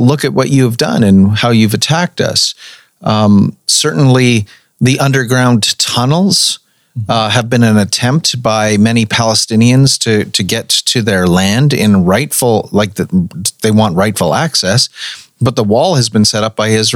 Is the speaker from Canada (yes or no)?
yes; Canada; before I am Canadian, before I am ethnically Caucasian